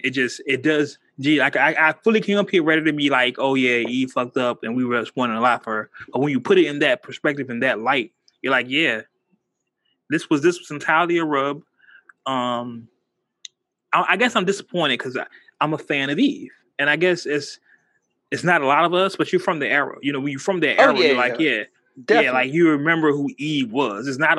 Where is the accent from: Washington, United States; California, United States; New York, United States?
California, United States; the Bay Area; I'm from the Bay.